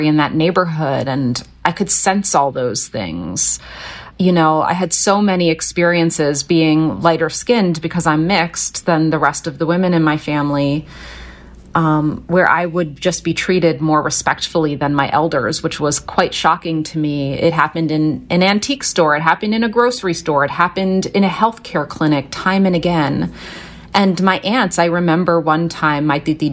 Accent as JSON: {"language": "English", "area": "Philadelphia", "region": "Pennsylvania", "country": "United States", "tie": "born or raised there", "said": "I was born in West Philly, and from the time I was really a toddler until we moved out to the countryside"}